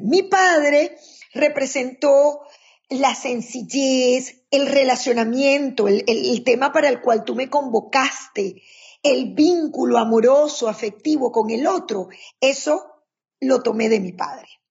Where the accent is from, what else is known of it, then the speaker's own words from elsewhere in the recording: Maracaibo, Zulia, Venezuela; moved away as an adult; now in United States; Soy venezolana de la tierra, una de las tierras más calientes de Venezuela, que es Maracaibo